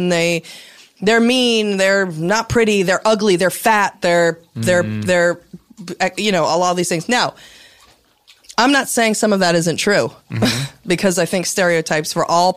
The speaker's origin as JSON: {"language": "English", "region": "Massachusetts", "country": "United States", "tie": "born or raised there", "moved": "yes", "said": "now I grew up in Massachusetts"}